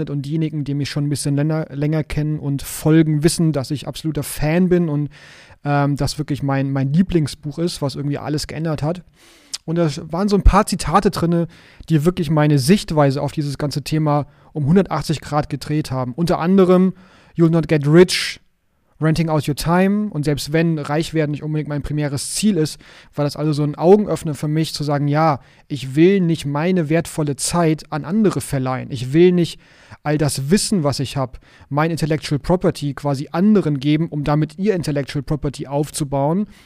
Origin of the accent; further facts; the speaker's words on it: Hamburg, Germany; ich komme aus Hamburg